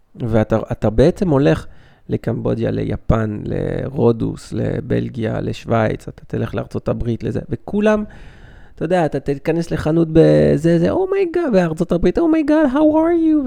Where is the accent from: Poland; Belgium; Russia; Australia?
Belgium; now in Israel; אני בא מבלגיה